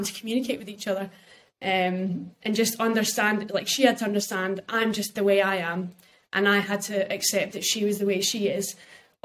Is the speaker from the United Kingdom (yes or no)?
yes; United Kingdom; we're British people